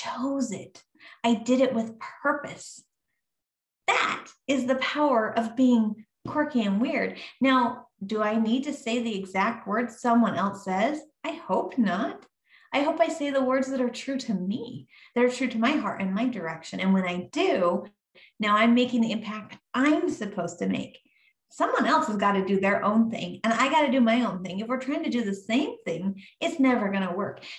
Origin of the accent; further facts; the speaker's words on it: Montana, United States; moved away; I grew up in Montana in high school